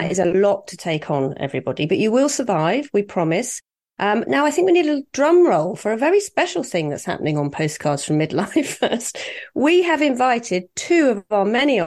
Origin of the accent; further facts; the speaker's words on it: Cornwall, South West England, United Kingdom; moved away as an adult; also born or lived in London; I came from Cornwall to London, so West London